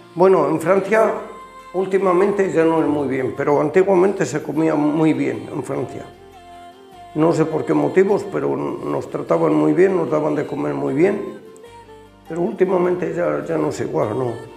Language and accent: Spanish; Ciudad Rodrigo, Castile and León, Spain; born or raised there; moved away as an adult; also born or lived in Germany